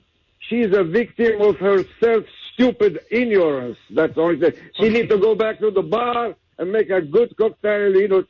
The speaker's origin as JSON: {"language": "English", "country": "France", "second_language": "English", "moved": "yes", "lives_now": "Jacksonville, United States", "said": "excuse my accent. I'm from France, and I've been pro-American since I was 12 years old."}